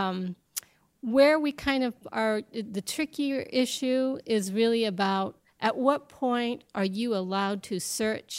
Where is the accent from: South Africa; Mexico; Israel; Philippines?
Mexico; now in United States; I was born in Mexico, I'm Mexican as Mexican as tamales are